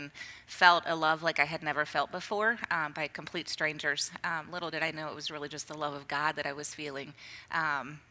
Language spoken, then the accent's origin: English; Centerville, Ohio, United States; I grew up close to here, up in Centerville, suburb of Dayton.